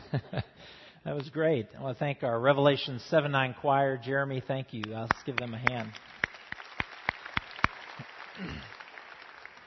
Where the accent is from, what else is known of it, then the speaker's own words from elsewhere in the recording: Midwest, United States; now in Southern California, United States; I grew up in the Midwest